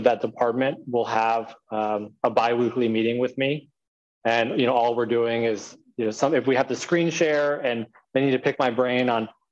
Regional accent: United States; here I'm American. I speak English

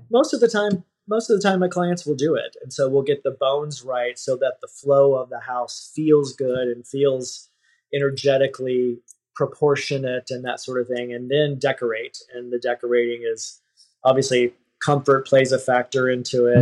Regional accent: Texas, United States; moved away as an adult; now in San Francisco, United States; I grew up in Texas and I moved to San Francisco in my 20s

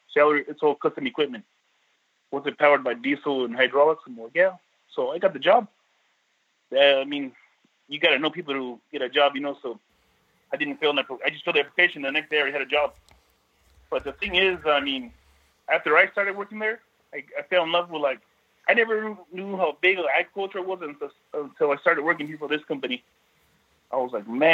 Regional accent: Salinas, California, United States; also born or lived in San Francisco, California; I was born in San Francisco, California, and I raised here in Salinas, California.

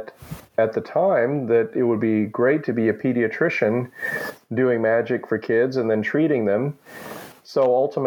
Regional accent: Amarillo, Texas, United States; also born or lived in Manila, Philippines / Manhattan, New York / Los Angeles, California; I grew up in Amarillo, Texas. I was born in Manila, Philippines. And when I was one, we moved to Manhattan, New York

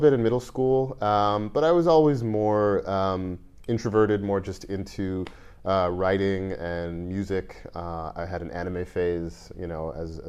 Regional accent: New York, United States; also born or lived in Saskatchewan, Canada / Teaneck, New Jersey / Long Island / Brooklyn; We left there when I was one, and I grew up mostly in New York. All around the tri-state area. We were in Jersey for a bit, in Teaneck, we were on Long Island for a while, we were in Brooklyn for a while

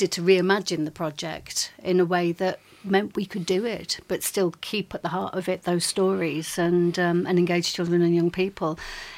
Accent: Yorkshire and the Humber, United Kingdom; I grew up in North Yorkshire, and I had very little exposure to the arts there

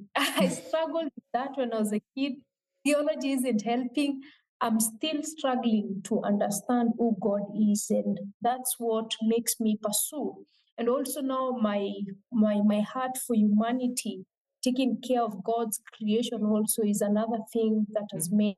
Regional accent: Meru County, Kenya; now in Nairobi, Kenya; I come from a region in Kenya called Meru. Meru is uh, the lower eastern part of Kenya, but I currently live in Nairobi, which is the capital city of Kenya.

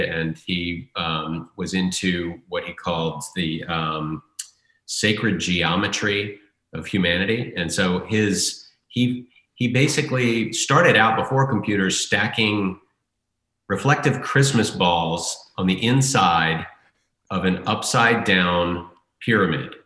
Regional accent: United States; I grew up in Redskin country

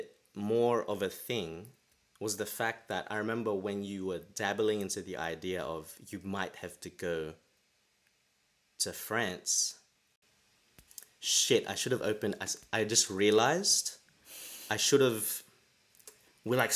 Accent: Australia; moved away as an adult; now in London, United Kingdom; I'm Australian, and now I'm living in London

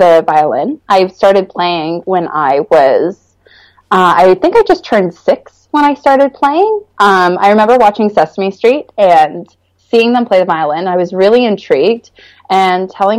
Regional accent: Stouffville, Ontario, Canada; also born or lived in North York, Ontario; I was born in North York General Hospital, and I grew up in Stouffville, Ontario

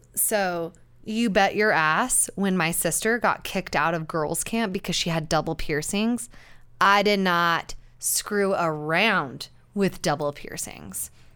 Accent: Utah, United States; growing up in Utah, and Utah County specifically

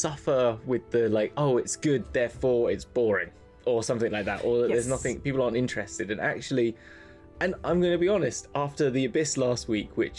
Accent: England, United Kingdom; As an English person

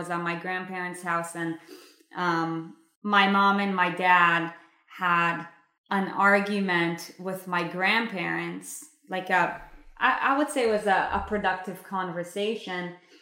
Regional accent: Israel; I was brought up in Israel in a Jewish home

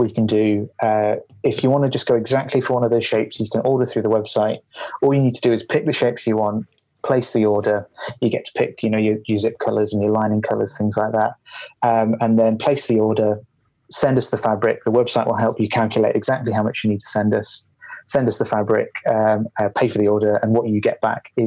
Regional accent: Leicester, East Midlands, United Kingdom; also born or lived in Glasgow; now in Edinburgh, United Kingdom; I grew up in Leicester

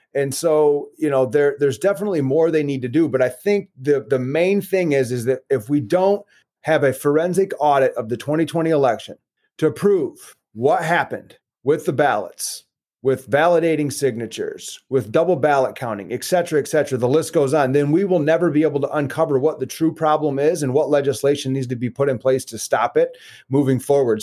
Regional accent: West Michigan, United States; also born or lived in West Virginia; I've grown up in West Michigan pretty much all of my life. I was born in West Virginia, but had, when I was five years old, moved to Michigan with my family and been there ever since.

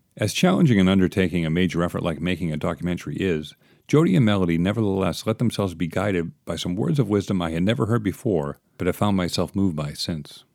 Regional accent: East Coast, United States; I'm from the East Coast myself

